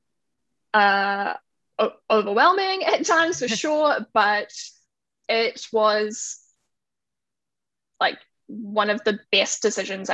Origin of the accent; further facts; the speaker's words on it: New Zealand; moved away as an adult; now in Canada; I'm from New Zealand, but living in Canada right now.